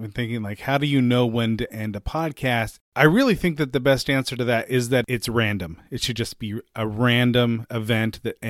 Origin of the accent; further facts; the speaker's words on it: Bay Area, California, United States; We're both from the Bay Area.